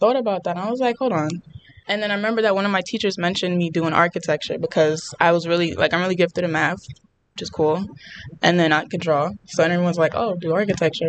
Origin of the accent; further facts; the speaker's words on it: New York City, New York, United States; I was born and raised in the Bronx. I still live there.